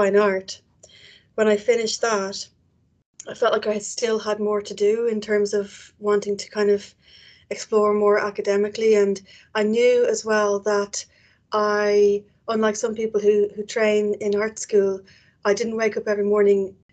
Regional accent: Dublin, Leinster, Ireland; accent: Irish; moved away as an adult; now in Edinburgh, United Kingdom; As you can probably tell from my accent, I'm Irish. I was born and bred in Dublin

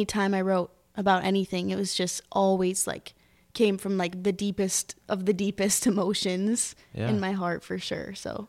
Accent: Michigan, United States; I grew up like right outside of Detroit, and my parents are always playing Motown and stuff.

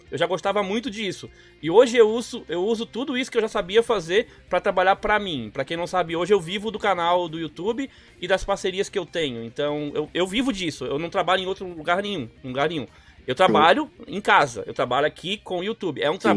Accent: Florianópolis, Santa Catarina, Brazil; Eu sou havaiano, pra quem não sabe, eu sou de Floripa aqui.

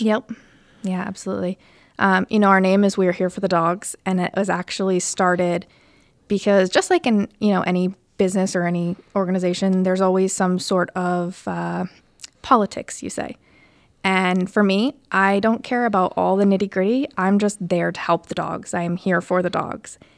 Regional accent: Connecticut, United States; moved away as an adult; also born or lived in Providence; now in Warwick, United States; I'm originally from Connecticut

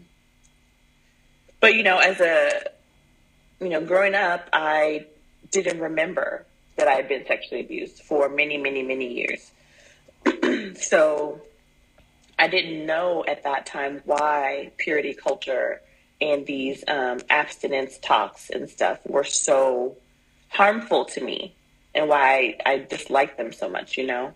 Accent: Midwest, United States; now in Southwest United States; I'm from the Midwest, and I'm in the Southwest United States now.

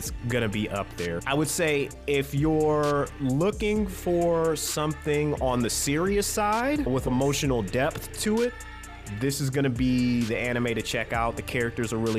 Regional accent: United States; I'm an American

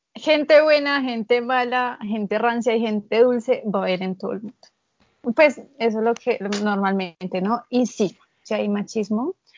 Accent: Colombia; tengo 18 años y soy de Colombia

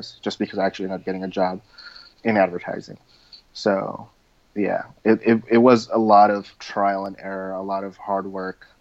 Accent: Southern California, United States; I grew up in Southern California

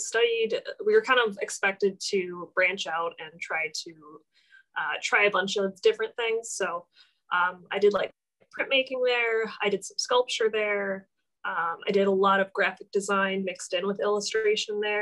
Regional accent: Oak Creek, Wisconsin, United States; also born or lived in South Milwaukee, Wisconsin; my parents moved to Oak Creek, and I've pretty much been in Oak Creek ever since

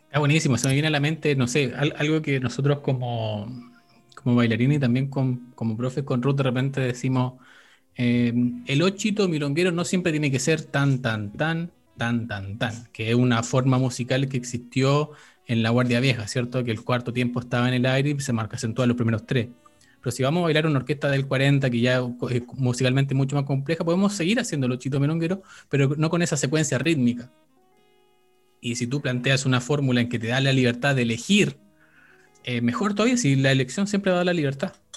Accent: Chile; somos chilenos

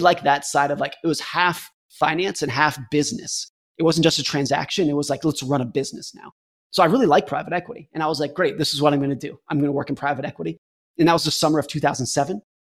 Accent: United States; I was a competitive ski racer growing up in Lake Tahoe

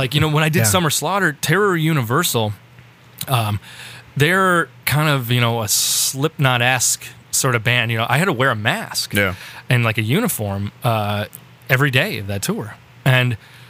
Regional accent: Minnesota, United States; moved away; I grew up in the scene in Minnesota.

